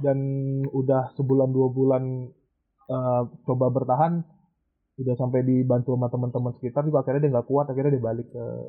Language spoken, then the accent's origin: Indonesian; Aceh, Indonesia; moved away as an adult; now in Jakarta, Indonesia; gue dari Aceh, tapi sekarang lagi di Jakarta kebetulan